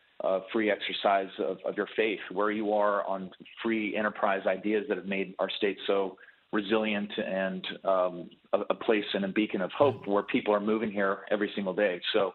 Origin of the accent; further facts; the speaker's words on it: Austin, Texas, United States; as a resident of Austin